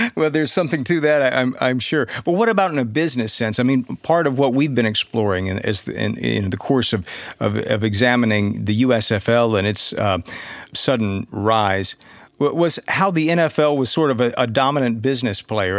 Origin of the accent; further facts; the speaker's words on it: Georgia, United States; growing up in Georgia at the time